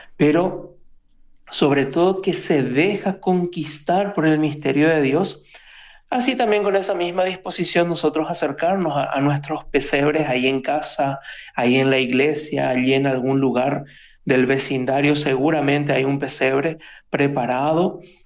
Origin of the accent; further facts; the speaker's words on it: Asunción, Paraguay; moved away as an adult; now in Rome, Italy; soy paraguayo, soy de Asunción, y, pero ya hace unos tres años que estoy aquí por, por Italia, particularmente ahí en Roma